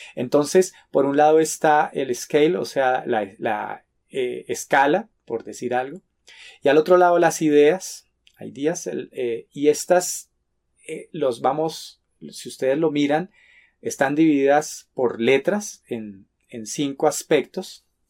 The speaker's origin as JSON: {"language": "Spanish", "country": "Colombia", "said": "en mi país, en Colombia"}